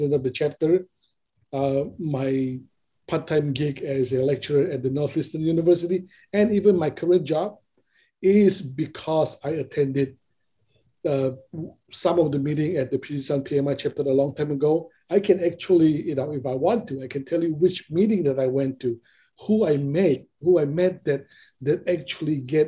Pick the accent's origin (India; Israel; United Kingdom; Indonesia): Indonesia; now in Seattle, United States; I came from Indonesia